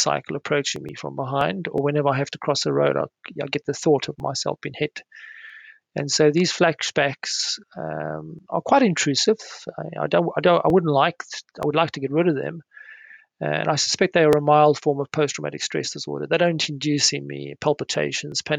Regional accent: South Africa; now in United Kingdom; as a child growing up in South Africa.

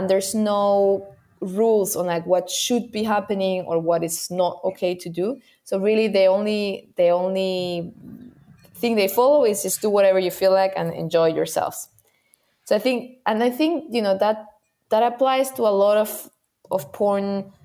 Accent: Spain; I come from Spain

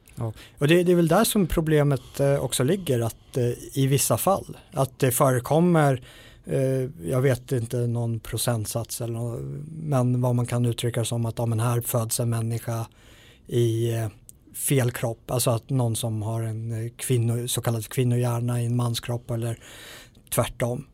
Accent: Sweden

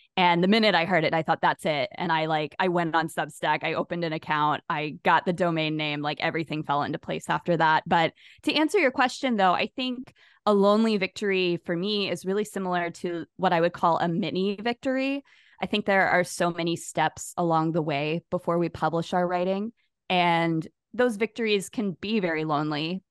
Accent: Jacksonville, Florida, United States; my hometown of Jacksonville, Florida, where I've lived my whole life

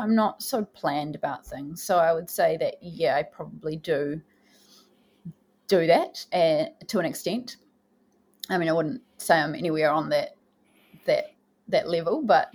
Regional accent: Porirua, Wellington, New Zealand; also born or lived in Cannons Creek; I grew up in Porirua and I spent a lot of time in Cairns Creek as a young person

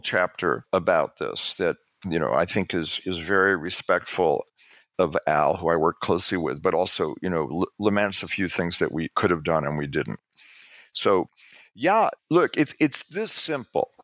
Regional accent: New York, United States; I'm from New York

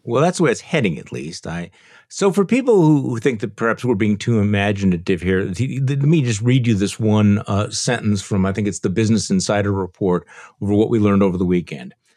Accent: Wisconsin, United States; from my home state of Wisconsin

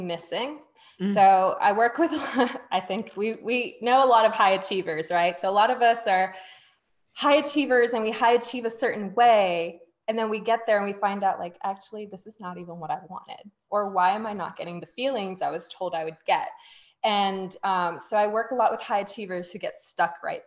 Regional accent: Singapore; I'm from Singapore

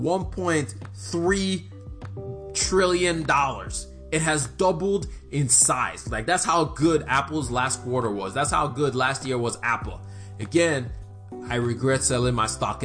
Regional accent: Nigeria; I'm Nigerian.

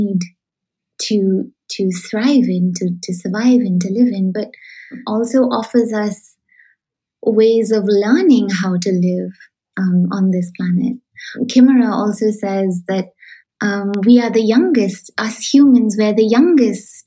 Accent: Shillong, Meghalaya, India; moved away; I come from Shillong and I grew up in Shillong

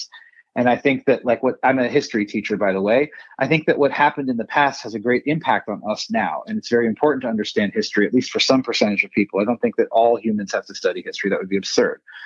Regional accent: Bay Area, California, United States; also born or lived in India; I grew up in the Bay Area of California

